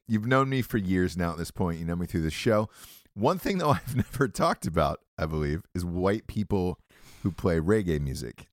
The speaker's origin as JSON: {"language": "English", "town": "Atlanta", "region": "Georgia", "country": "United States", "tie": "born or raised there", "moved": "yes", "said": "I'm from Atlanta, Georgia originally"}